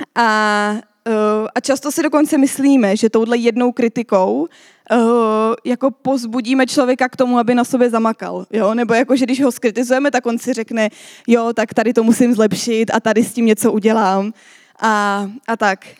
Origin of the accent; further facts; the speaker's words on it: Czechia; my jako Češi